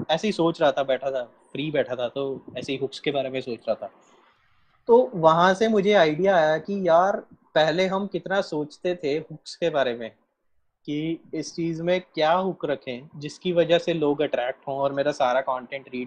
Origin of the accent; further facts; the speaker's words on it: Punjab, India; मैं पंजाब से हूँ